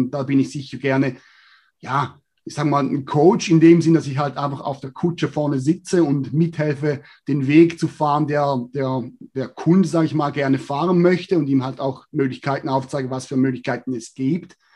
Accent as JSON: {"language": "German", "country": "Switzerland", "said": "Ja, grundsätzlich als Schweizer, ja, oder als Mensch allgemein ist mein Fokus"}